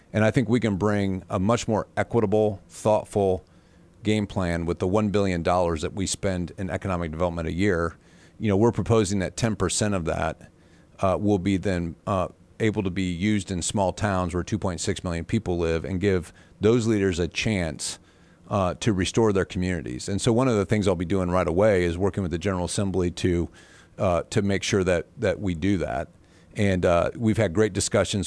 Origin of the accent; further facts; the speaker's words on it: Butler, Indiana, United States; also born or lived in Valparaiso, Indiana / Fort Wayne, Indiana; I'm from Butler, Indiana